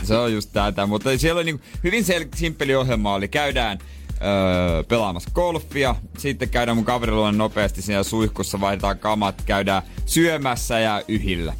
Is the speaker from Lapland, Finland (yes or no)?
no; Seinäjoki, South Ostrobothnia, Finland; mä oon seinältä kotoisin